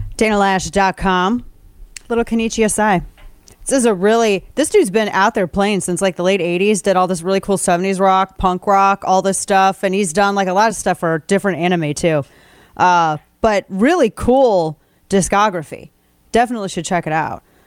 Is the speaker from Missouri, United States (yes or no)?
yes; Missouri, United States; my home state of Missouri